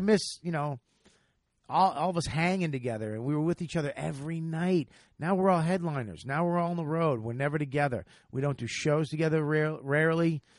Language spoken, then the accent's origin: English; Boston, Massachusetts, United States; the Wilbur Theater in my hometown